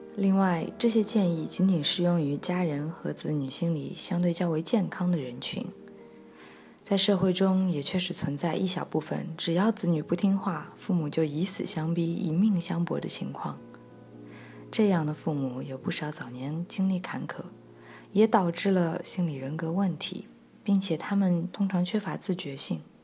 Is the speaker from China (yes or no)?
yes; China; 我们是中国人